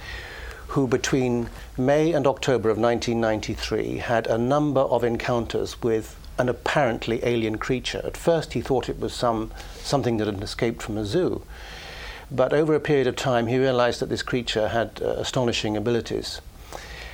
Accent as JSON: {"language": "English", "country": "United Kingdom", "said": "being British"}